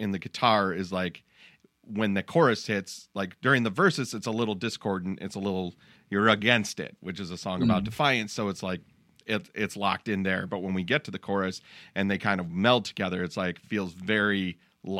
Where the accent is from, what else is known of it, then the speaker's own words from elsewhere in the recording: Detroit, Michigan, United States; we're from the Detroit area